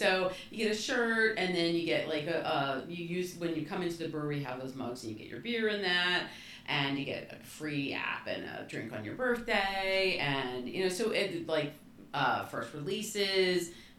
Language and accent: English; New Jersey, United States; moved away as an adult; now in Bucks County, Pennsylvania, United States; I grew up in New Jersey, in a very industrial era of New Jersey.